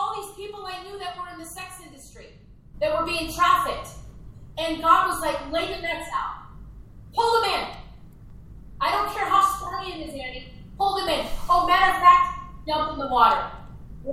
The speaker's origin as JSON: {"language": "English", "region": "Minnesota", "country": "United States", "tie": "born or raised there", "said": "I was raised in Minnesota, so the land of 10,000 lakes"}